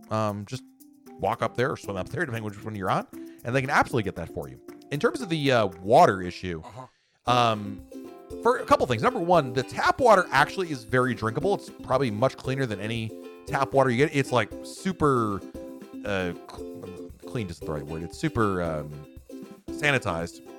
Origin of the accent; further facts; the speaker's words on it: New Jersey, United States; I've only been on three cruises out of Bayonne. I'm from New Jersey, so this has been super convenient.